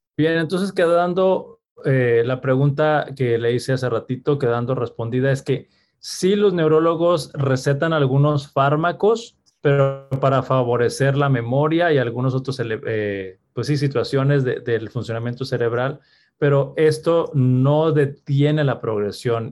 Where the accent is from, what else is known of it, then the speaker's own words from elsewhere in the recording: Mexico; como sociedad mexicana